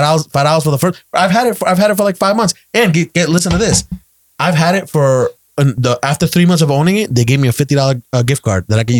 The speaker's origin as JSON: {"language": "English", "country": "United States", "said": "I'm American with Ecuadorian parents."}